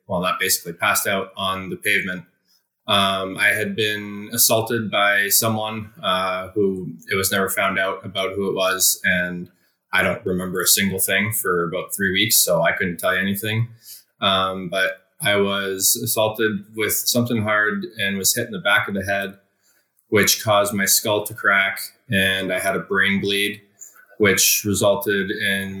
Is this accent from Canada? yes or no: yes; Hammond, Ontario, Canada; I am from Hammond, Ontario, which is a little town about 45 minutes east of Ottawa.